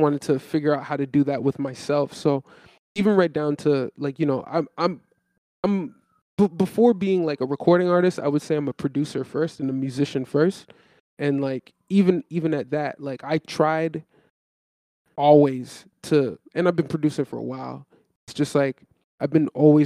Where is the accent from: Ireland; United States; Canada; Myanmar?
Canada; Toronto, Ontario; I'm from Toronto